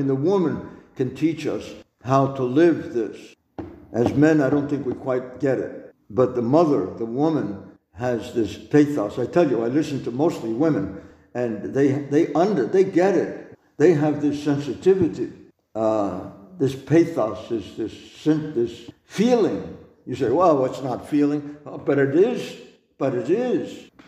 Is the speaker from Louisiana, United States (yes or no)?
no; New York, United States; Well, because I'm a New Yorker, because I'm a big mouth, because I'm this way, I'm brash